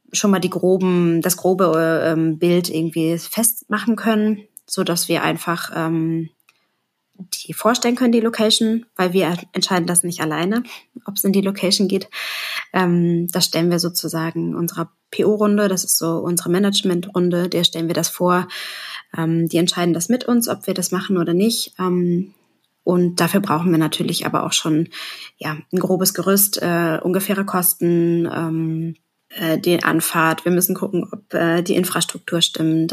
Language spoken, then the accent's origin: German; Hamburg, Germany; wie man hören kann, ich komme aus Hamburg